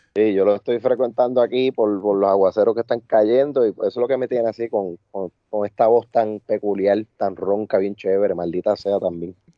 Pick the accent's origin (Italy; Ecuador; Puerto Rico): Puerto Rico; Añasco; de aquí de mi pueblo, de Añasco.